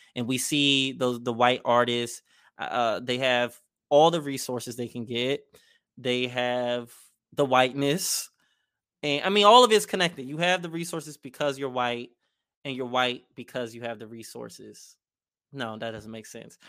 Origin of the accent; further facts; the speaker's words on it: Maryland, United States; I'm from Maryland